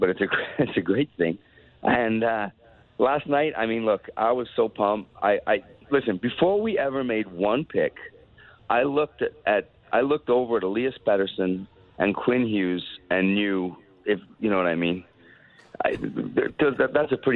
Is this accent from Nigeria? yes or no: no; Canada; As a Canadian